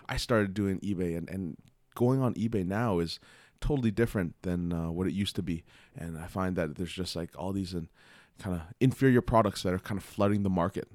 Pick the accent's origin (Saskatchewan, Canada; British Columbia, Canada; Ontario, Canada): Ontario, Canada; Toronto; I grew up in Scarborough. So, it's like, uh, I was always close to Toronto